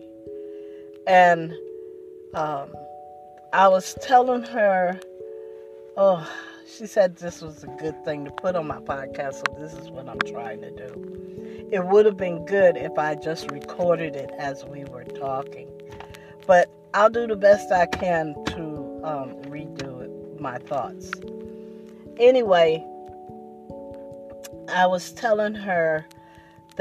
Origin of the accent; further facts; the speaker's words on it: Trenton, New Jersey, United States; moved away; I'm from Trenton, New Jersey